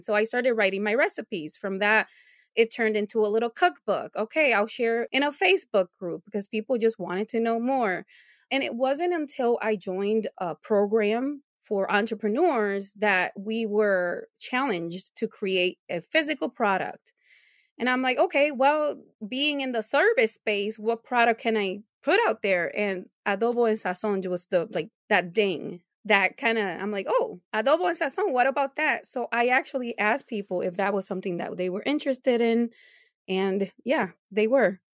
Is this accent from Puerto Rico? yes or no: yes; Puerto Rico; moved away as an adult; also born or lived in New Jersey, United States; now in Buffalo, United States; I moved to Puerto Rico at seven years old. I grew up there until I was 29.